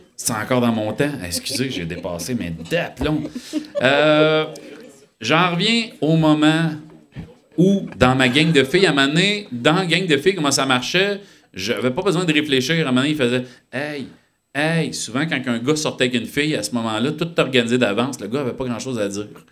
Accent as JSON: {"language": "French", "town": "Sullivan", "region": "Quebec", "country": "Canada", "tie": "born or raised there", "also_born_or_lived": "Val-d'Or", "said": "J'étais un petit gars de Sullivan"}